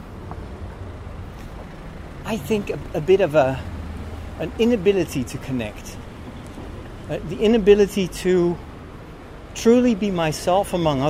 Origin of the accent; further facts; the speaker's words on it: Netherlands; I was partially from Chinese descent, so I didn't look like a Dutch boy